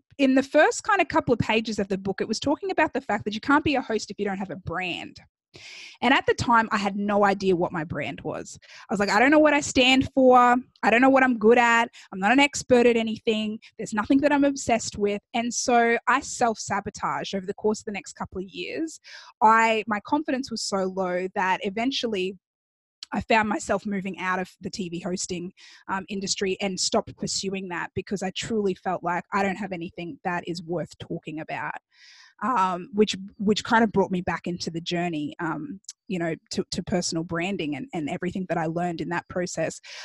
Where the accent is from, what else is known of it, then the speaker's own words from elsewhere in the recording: Australia; moved away as an adult; also born or lived in Chicago, United States; now in Miami, United States; me growing up in Australia